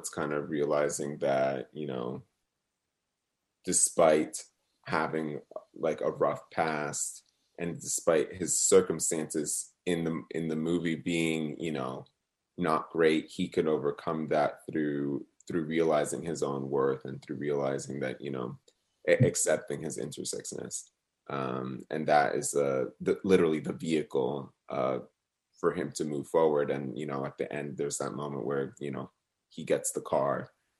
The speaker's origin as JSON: {"language": "English", "region": "New Jersey", "country": "United States", "tie": "born or raised there", "said": "And I think it also relates to my feelings of when I grew up in New Jersey, just like being really close to New York City, but like also like a bridge and tunnel away from New York City."}